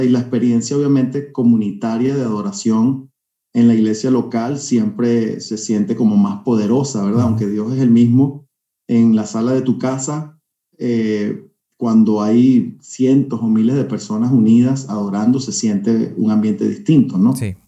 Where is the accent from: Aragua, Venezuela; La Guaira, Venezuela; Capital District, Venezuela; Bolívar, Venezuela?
Capital District, Venezuela; Caracas; now in California, United States; Yo soy caraqueño, nacido en Caracas